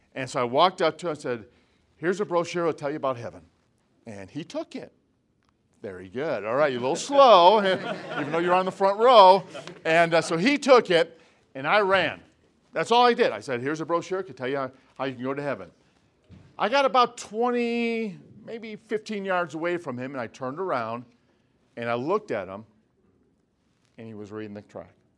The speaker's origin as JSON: {"language": "English", "area": "Chicago suburbs", "region": "Illinois", "country": "United States", "tie": "born or raised there", "moved": "yes", "lives_now": "Lancaster, California, United States", "said": "our home church where I grew up in the Chicago suburbs"}